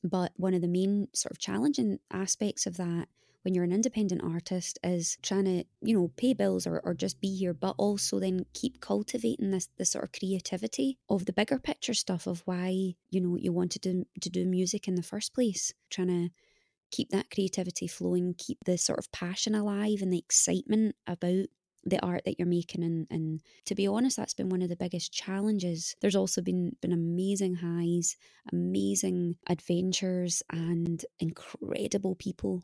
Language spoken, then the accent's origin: English; Scotland, United Kingdom; moved away as an adult; now in Los Angeles, United States; I'm Scottish